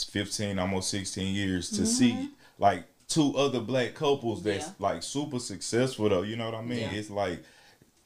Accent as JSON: {"language": "English", "region": "Alabama", "country": "United States", "moved": "yes", "lives_now": "Dallas, United States", "said": "I'm from Alabama, a little small town, probably like Jackson, right"}